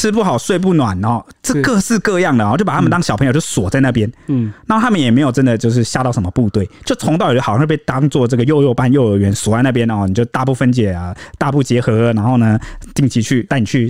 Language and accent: Chinese; Taiwan; 都应该是我们台湾人自己要负责，自己要